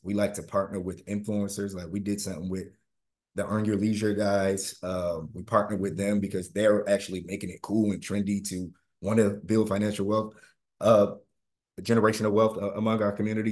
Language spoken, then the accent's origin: English; Winter Park, Florida, United States; I grew up in Hannibal Square, Winter Park